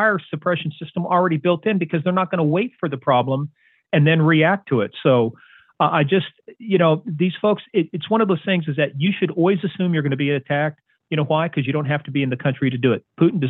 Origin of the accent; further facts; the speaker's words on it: United States; I'm an American citizen.